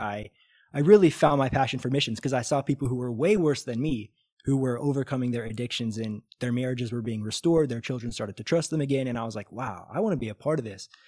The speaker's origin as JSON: {"language": "English", "region": "Missouri", "country": "United States", "moved": "as an adult", "lives_now": "Brazil", "said": "I'm from Missouri"}